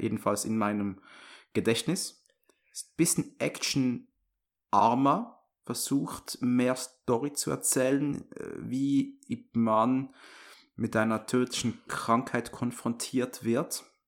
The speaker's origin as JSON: {"language": "German", "country": "Switzerland", "accent": "Swiss", "said": "meinen Schweizer Akzent"}